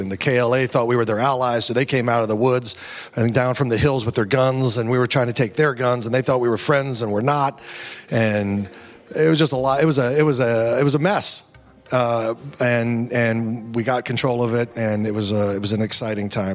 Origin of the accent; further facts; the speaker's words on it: Kansas, United States; I was raised in Kansas. You know, traditional type Midwest guy